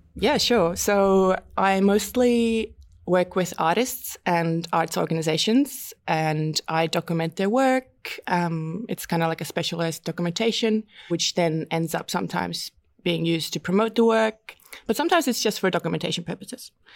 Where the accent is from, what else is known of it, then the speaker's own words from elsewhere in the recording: Estonia; also born or lived in London; now in Melbourne, Australia; I found this course where I grew up in Estonia at the Baltic Film and Media School